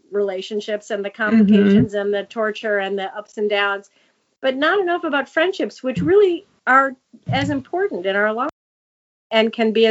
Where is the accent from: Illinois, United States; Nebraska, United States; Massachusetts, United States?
Illinois, United States; Chicago; I'm from Chicago, so it was going on at my doorstep.